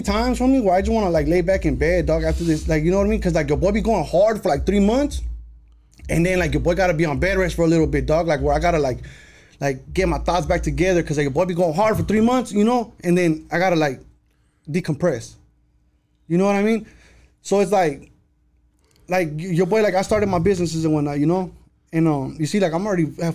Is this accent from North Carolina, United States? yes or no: no; Las Vegas, Nevada, United States; I grew up on the west side of Vegas